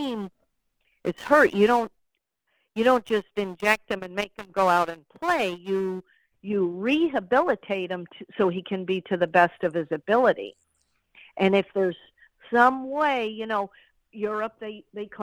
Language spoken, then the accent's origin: English; New England, United States; I'm from New England